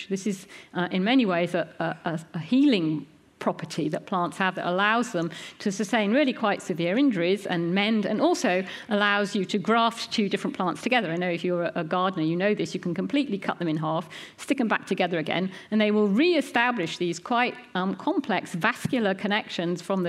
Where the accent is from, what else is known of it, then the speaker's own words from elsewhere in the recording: United Kingdom; we're British